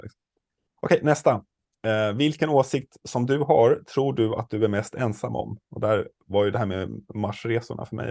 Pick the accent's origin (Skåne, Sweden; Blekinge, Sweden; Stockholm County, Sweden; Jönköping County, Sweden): Stockholm County, Sweden; Stockholm; jag är ju stockholmare